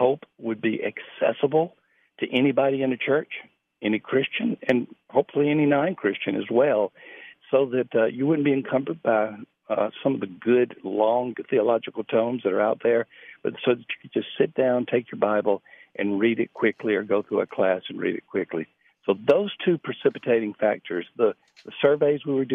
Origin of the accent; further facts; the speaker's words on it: South Alabama, United States; I was born and raised in South Alabama